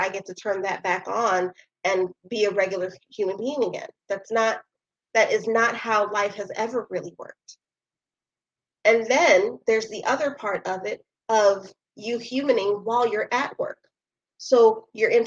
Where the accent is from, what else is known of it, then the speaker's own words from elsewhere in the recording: New York City, New York, United States; I'm still from Brooklyn